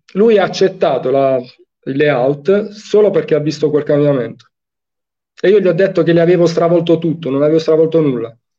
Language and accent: Italian; Fasano, Apulia, Italy; Io sono di Fasano, in provincia di Brindisi